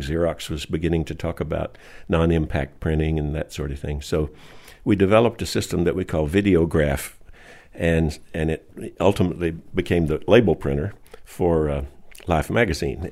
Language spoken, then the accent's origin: English; Alabama, United States; moved away as an adult; also born or lived in Georgia / Palo Alto, California; I grew up in the South. I was born in Alabama